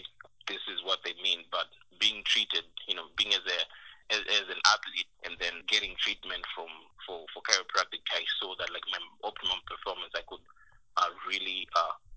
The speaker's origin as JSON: {"language": "English", "country": "Zimbabwe", "moved": "as an adult", "said": "I came from Zimbabwe"}